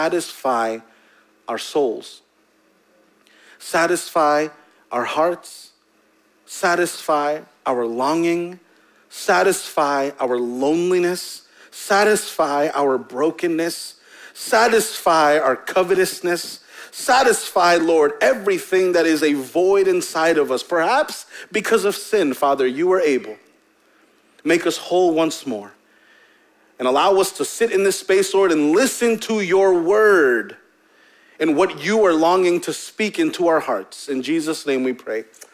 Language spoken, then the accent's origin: English; Hempstead, United States; growing up in Hempstead